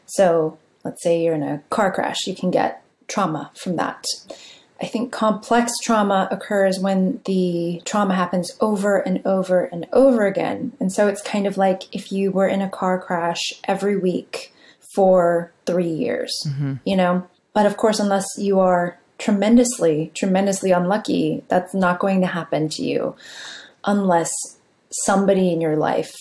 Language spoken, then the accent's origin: English; San Jose, California, United States; I grew up in San Jose, California, in a immigrant community.